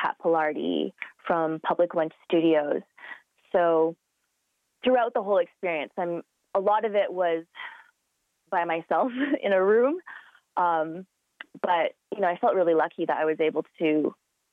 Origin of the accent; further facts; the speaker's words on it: Calgary, Alberta, Canada; I am of Chinese descent, but I was born and raised in Calgary